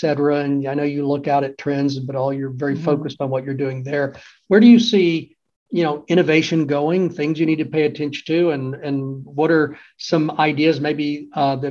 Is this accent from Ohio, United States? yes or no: no; Austin, Texas, United States; I grew up in Austin, loved being on campus